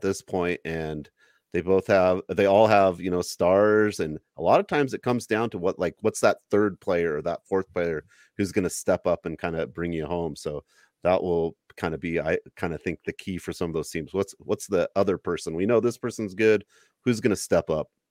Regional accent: Idaho, United States; born in Idaho

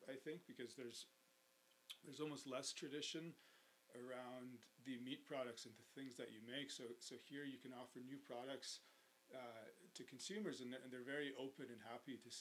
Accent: Canmore, Alberta, Canada; I grew up in Canmore

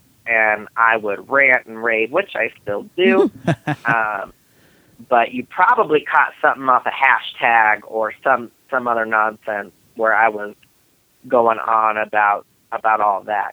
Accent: Denver, Colorado, United States; I am in and around the Denver area

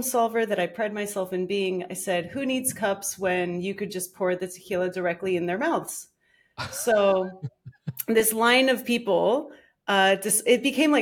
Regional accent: Miami, Florida, United States; moved away; also born or lived in Philadelphia; I grew up in Miami

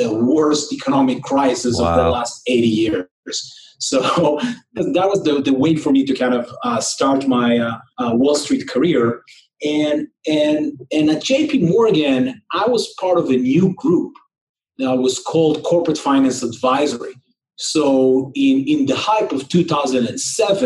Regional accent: Israel; moved away as an adult; also born or lived in New York; I grew up in Israel, and was born and raised here

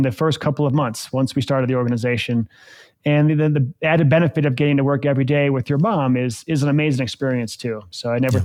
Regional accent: Eaton Rapids, Michigan, United States; now in Breckenridge, United States; I grew up in this little small town called Eaton Rapids, Michigan

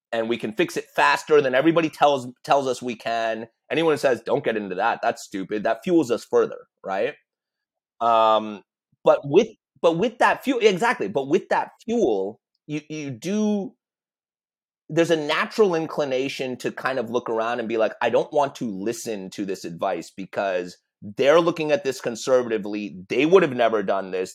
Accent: United States; we're all American

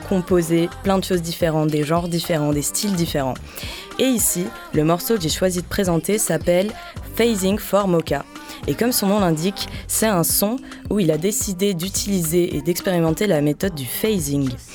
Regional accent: Bordeaux, Nouvelle-Aquitaine, France; venu tout droit de ma terre natale, Bordeaux. Et ouais, je viens de Bordeaux

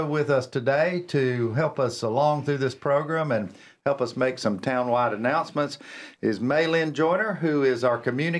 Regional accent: Cornelius, North Carolina, United States; Another local. There's not many of us.

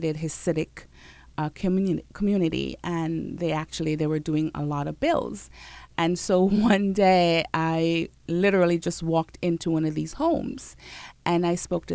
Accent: Jamaica; I'm Jamaican

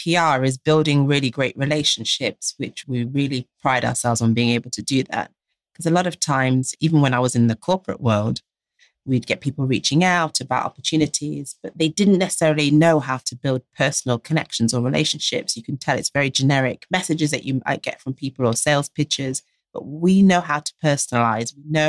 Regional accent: Jamaica; Why? Because we're Jamaican.

